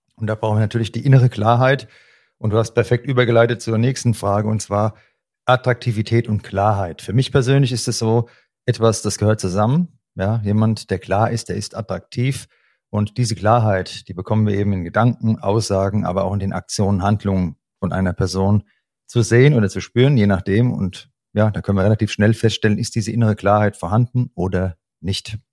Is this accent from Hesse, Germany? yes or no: yes; Hesse, Germany; accent: Hessian; dieses SCH rauszukriegen als Hesse, da ist das Sch Isch